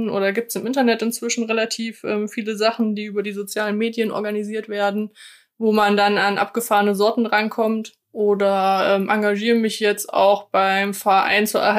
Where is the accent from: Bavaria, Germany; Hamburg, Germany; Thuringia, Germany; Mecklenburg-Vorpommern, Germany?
Thuringia, Germany; Erfurt; ich komme ja aus Erfurt und Erfurt ist eine alte Gartenbaustadt